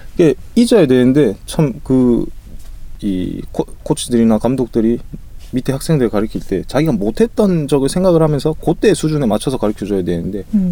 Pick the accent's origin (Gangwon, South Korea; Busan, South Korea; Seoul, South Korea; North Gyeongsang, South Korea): Busan, South Korea; 부산 출신이어가지고